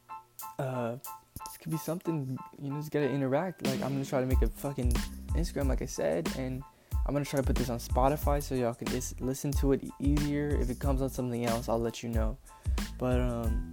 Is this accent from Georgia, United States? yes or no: no; San Antonio, Texas, United States; moved away as an adult; now in Corpus Christi, United States; I'm from San Antonio, Texas, 210